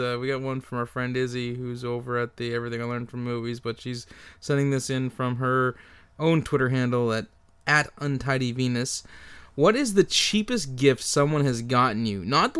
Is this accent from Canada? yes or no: yes; Canada; Well, we're Canadian.